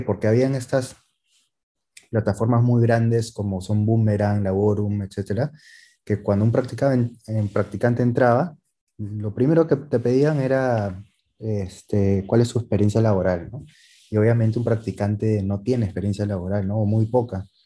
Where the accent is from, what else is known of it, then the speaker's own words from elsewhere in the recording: Peru; somos peruanos